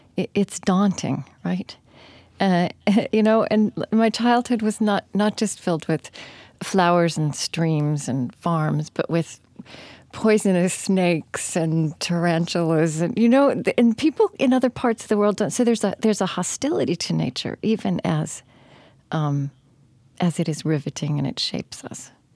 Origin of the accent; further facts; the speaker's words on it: Oklahoma, United States; also born or lived in New England; now in upper Midwest, United States; I grew up in Oklahoma